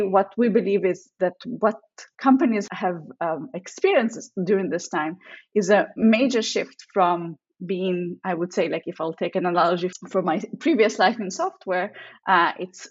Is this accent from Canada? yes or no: no; Israel; moved away as an adult; also born or lived in Russia; now in San Francisco, United States; I lived in Israel most of my life. I'm actually a second-time immigrant. I was born in Russia.